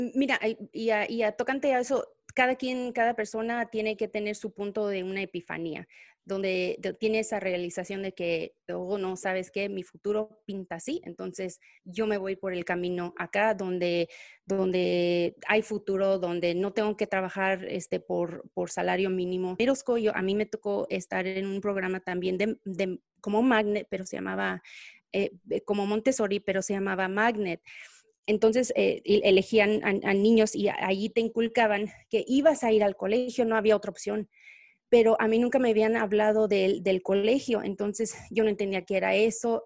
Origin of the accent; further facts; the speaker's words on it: Texas, United States; also born or lived in Mexico / Guadalajara; yo llegué aquí a los tres años y obviamente aquí me criaron